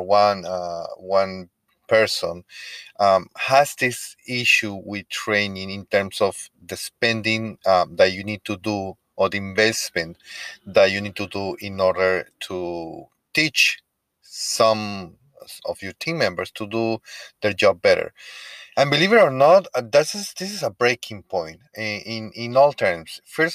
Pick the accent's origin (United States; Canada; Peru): Peru; first language Spanish; English is a second language; moved away; I'm from Peru. I speak Spanish and I have a really thick accent